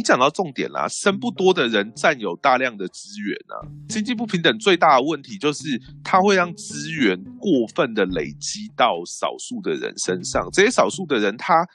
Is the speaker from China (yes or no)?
no; Taiwan; 我们台湾人